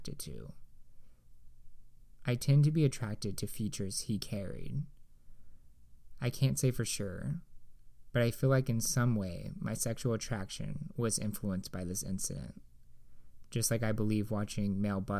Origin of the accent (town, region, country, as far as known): Indiana, United States; born or raised there